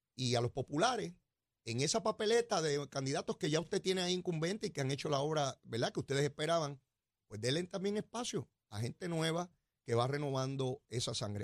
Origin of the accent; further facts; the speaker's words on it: San Juan, Puerto Rico; yo soy como me crié allí en Capetillo y allá en Río Piedra, yo soy el mismo pájaro que se crió allí.